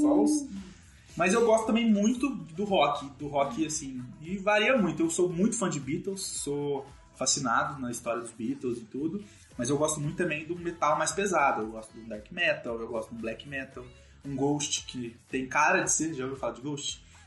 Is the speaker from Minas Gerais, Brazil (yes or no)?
yes; Minas Gerais, Brazil; eu sou de Minas